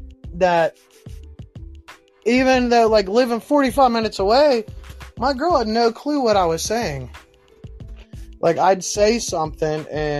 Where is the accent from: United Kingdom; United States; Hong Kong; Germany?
United States; Pittsburgh, Pennsylvania; See, like, I moved, like, I grew up in Pittsburgh, so it was, like, hella, like, thicker.